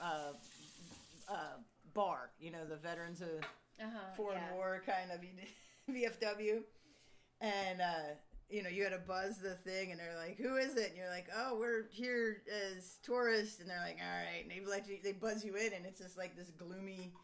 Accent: Pennsylvania, United States; an hour away from where I grew up in Pennsylvania

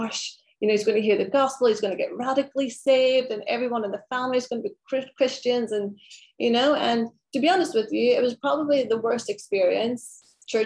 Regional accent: Derry, Northern Ireland, United Kingdom; moved away; I grew up in Ireland, born there, and very in a very Catholic area

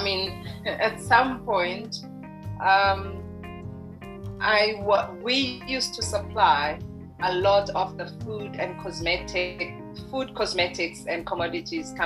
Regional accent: Margate, KwaZulu-Natal, South Africa; we were growing up in Margate, which is in the South Coast

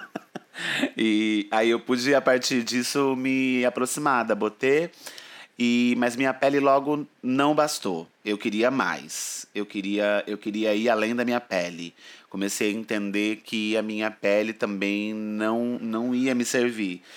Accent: interior of São Paulo, Brazil; moved away as an adult; now in São Paulo, Brazil; eu venho do interior de São Paulo, uma cidadezinha onde acabou que eu nasci

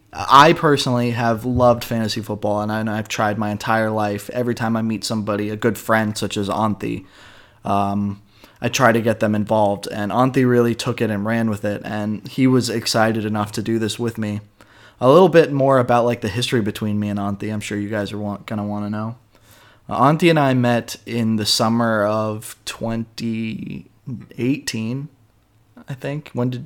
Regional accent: Raleigh, North Carolina, United States; now in Helsinki, Finland; I'm an American from Raleigh, North Carolina. I was born and raised there, and I'm now living in Helsinki, Finland.

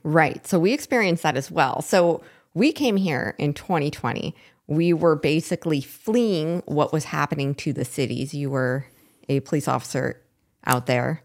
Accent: Seattle, Washington, United States; moved away as an adult; also born or lived in Portland, Oregon / Vancouver, Washington; I was born in Seattle and raised in the Seattle area

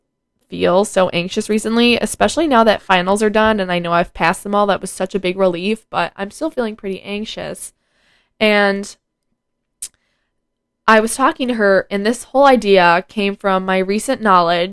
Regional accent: United States; it's kind of embarrassing being an American right now

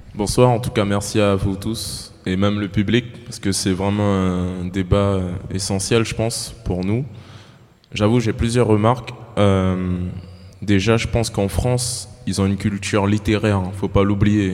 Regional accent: French Guiana; Moi, je viens de la Guyane

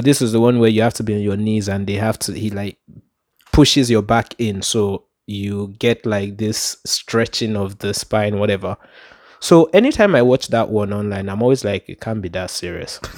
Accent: Port Harcourt, Rivers State, Nigeria; growing up in Port Harcourt

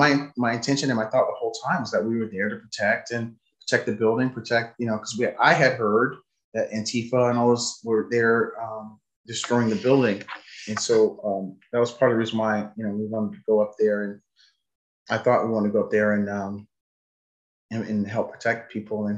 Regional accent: United States; I'm an American

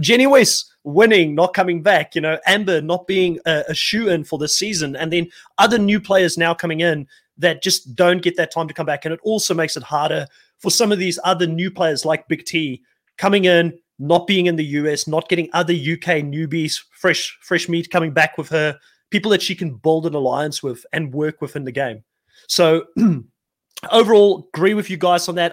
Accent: South Africa; growing up in South Africa

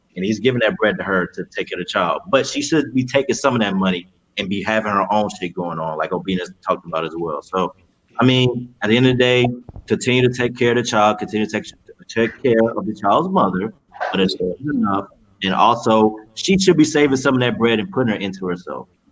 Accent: Cypress, Texas, United States; We grew up in Cypress.

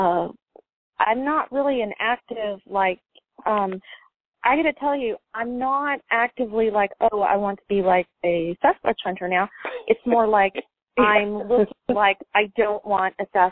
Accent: Phoenix, Arizona, United States; I'm from Arizona, okay? So I grew up in Phoenix

